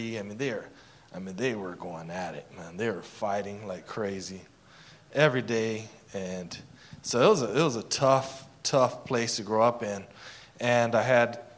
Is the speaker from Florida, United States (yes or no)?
no; Casa Grande, Arizona, United States; I grew up in Casa Grande, Arizona.